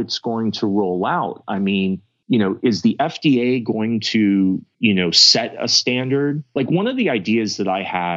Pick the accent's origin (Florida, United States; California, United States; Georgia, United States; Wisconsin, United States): California, United States; Los Angeles; also born or lived in Israel; I come from Hollywood, born and raised